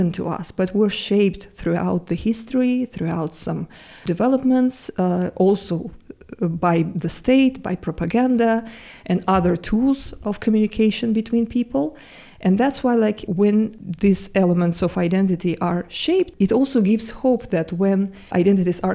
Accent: Baku, Azerbaijan; moved away as an adult; also born or lived in Turkey; now in Jena, Germany; I'm originally from Baku, Azerbaijan, but I've been living in Turkey for the last 7 years.

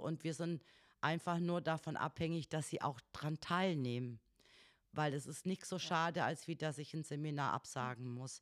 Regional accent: North Hesse, Germany; moved away as an adult; also born or lived in Wolfenbüttel / Ibbenbüren; Ich komme aus Nordhessen

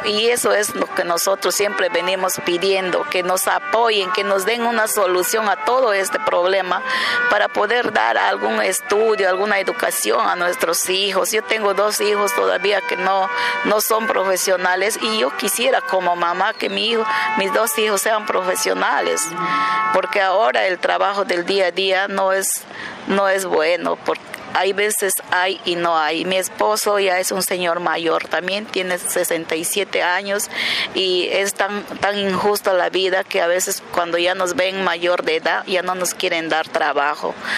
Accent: Yurimaguas, Loreto, Peru; soy de Yurimaguas, departamento de Alto Amazonas, eh, Loreto

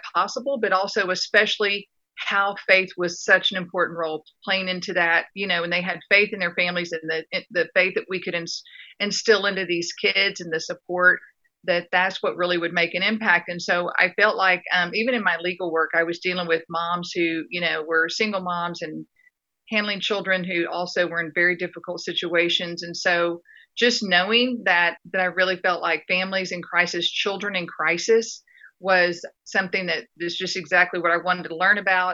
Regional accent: West Texas, United States; also born or lived in Dallas, Texas; I grew up being in West Texas and being in a fairly poor community

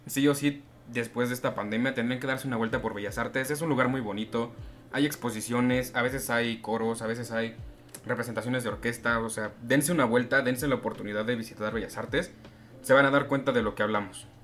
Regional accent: Mexico

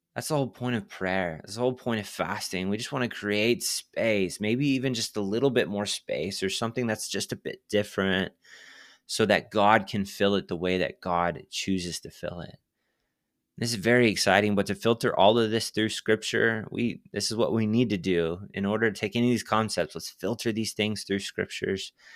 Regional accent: Texas, United States; I'm from Texas

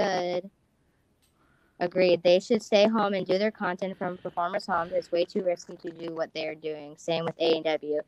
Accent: United States; I'm from America as well

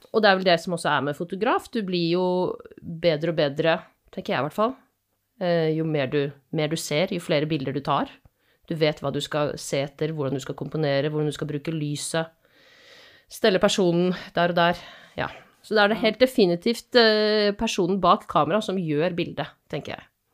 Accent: Asker, Akershus, Norway; now in Bergen, Norway; Jeg er fra Asker, men har bodd i Bergen i eh, ja, snart 15 år.

